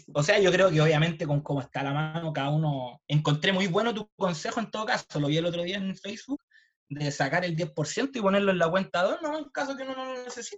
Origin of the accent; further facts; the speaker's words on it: Chile; soy un, un, chileno de esfuerzo, trabajo.